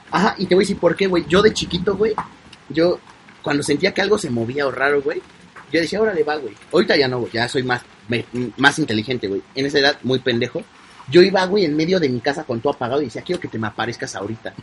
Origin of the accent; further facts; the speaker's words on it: Mexico; Los mexicanos queremos hablar como los españoles